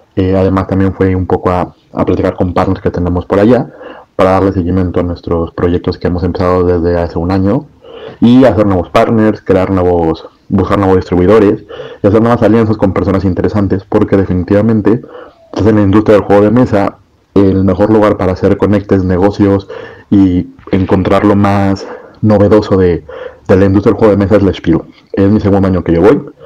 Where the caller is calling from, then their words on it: Guadalajara, Jalisco, Mexico; soy el dueño del Burger Café La Madriguera, ubicado en la ciudad de Guadalajara, México